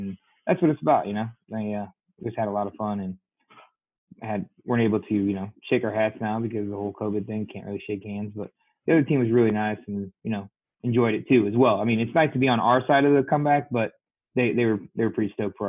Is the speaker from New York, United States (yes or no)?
no; Springfield, Illinois, United States; I'm from Springfield, Illinois.